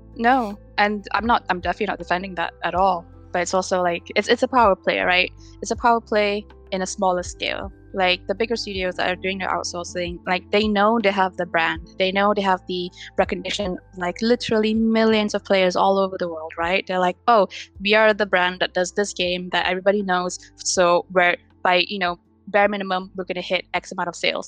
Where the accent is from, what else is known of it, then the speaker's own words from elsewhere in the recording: Petaling Jaya, Selangor, Malaysia; moved away as an adult; now in London, United Kingdom; I am a UI UX designer based in London, UK. But I'm from Petaling Jaya, Malaysia, where I studied digital animation in the One Academy